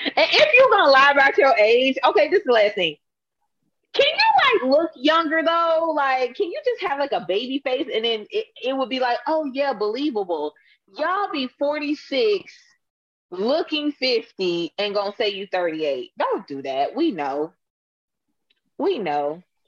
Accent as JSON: {"language": "English", "town": "Atlanta", "region": "Georgia", "country": "United States", "said": "I'm from Atlanta"}